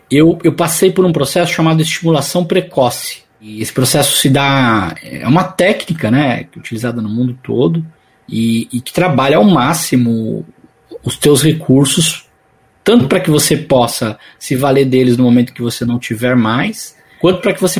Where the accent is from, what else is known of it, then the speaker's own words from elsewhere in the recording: São Paulo, Brazil; Eu moro aqui no ABC, vivo aqui no ABC, sou paulista, né? Sou aqui do grande ABC, e mas sempre tive atividades profissionais em São Paulo